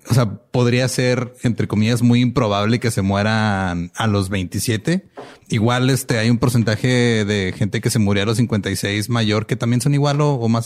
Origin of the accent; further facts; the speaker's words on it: Mexico; como buenos mexicanos tropicalizamos todo